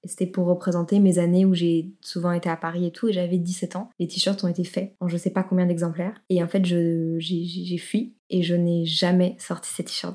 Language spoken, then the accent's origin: French; Brussels, Brussels-Capital Region, Belgium; chez moi à Bruxelles